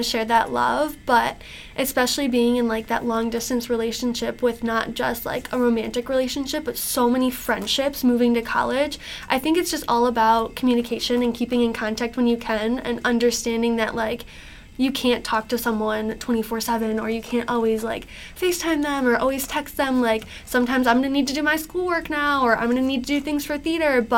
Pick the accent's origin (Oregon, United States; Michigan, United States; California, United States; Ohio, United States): Michigan, United States; Macomb; I'm from Macomb